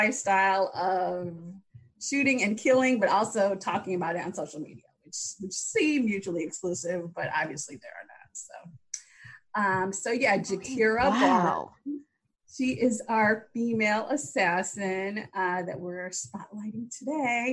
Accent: Chicago, Illinois, United States; my hometown, Chicago

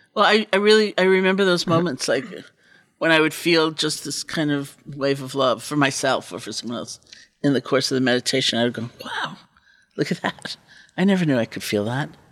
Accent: East Coast, United States; I grew up on the East Coast

